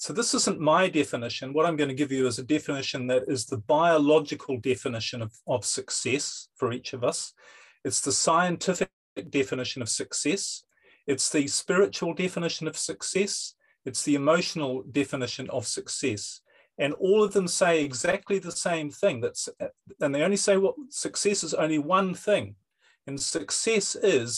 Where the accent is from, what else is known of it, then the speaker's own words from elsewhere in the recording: New Zealand; now in Europe; Originally, I'm from New Zealand, but I live in Europe.